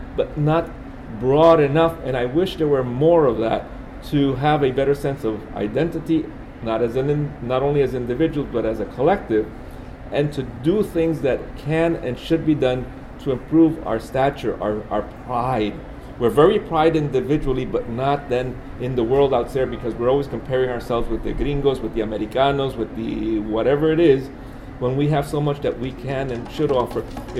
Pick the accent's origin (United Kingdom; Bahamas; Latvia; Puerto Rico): Puerto Rico; San Germán; now in Kent, United States; I work at Kent State University, but I'm Puerto Ricano from San Germán. And I just live and work out there, but this is my home, this is my country, this is my nation and my identity.